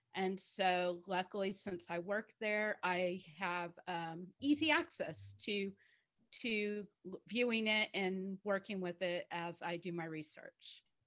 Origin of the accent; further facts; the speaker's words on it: United States; also born or lived in Houston, Texas; I'm the American of the group. I'm in Houston, Texas